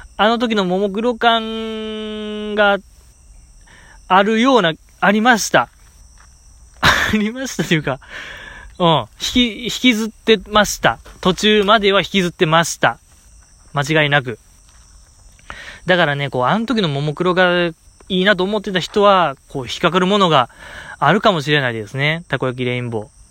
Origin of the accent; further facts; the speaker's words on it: Osaka, Japan; 大阪在 住、うん、大阪生まれ、大阪育ち